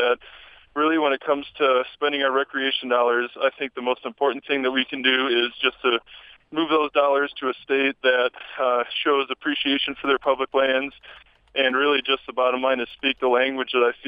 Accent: Midwest, United States; moved away as an adult; also born or lived in Utah; now in Logan, United States; I'm originally born and raised in the Midwest, moved out to Utah about 10 years ago

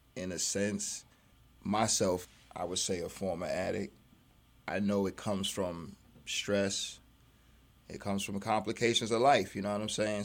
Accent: New York City, New York, United States; moved away as an adult; I'm a Brooklyn boy. I grew up in Brooklyn during some hard times

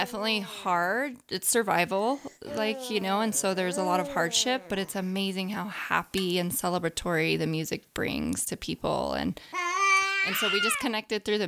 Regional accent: Crested Butte, Colorado, United States; I'm from Crested Butte

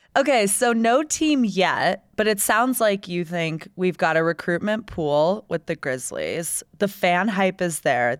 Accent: Tampa, Florida, United States; moved away; I grew up in Tampa Bay

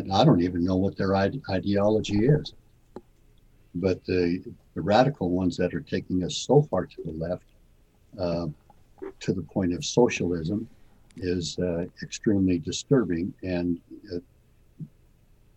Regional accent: Rock Springs, Wyoming, United States; I was born and raised in Rock Springs, Wyoming

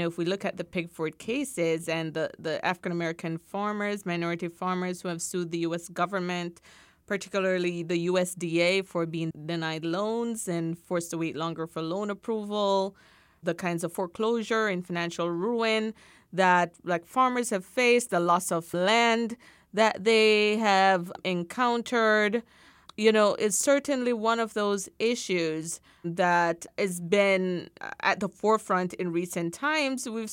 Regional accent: Jamaica; as a Jamaican

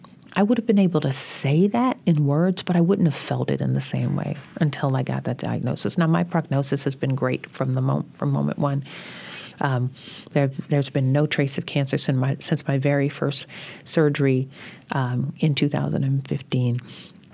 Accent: Louisiana, United States; I'm from Louisiana

